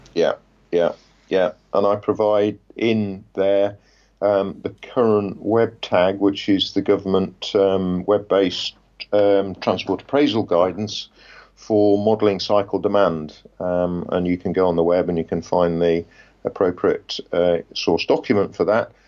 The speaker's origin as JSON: {"language": "English", "town": "Leicester", "region": "East Midlands", "country": "United Kingdom", "tie": "born or raised there", "moved": "yes", "said": "which was my hometown"}